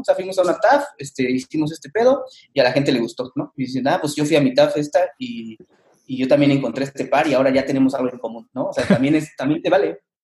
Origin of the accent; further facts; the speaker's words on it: Mexico; somos mexicanos y somos latinos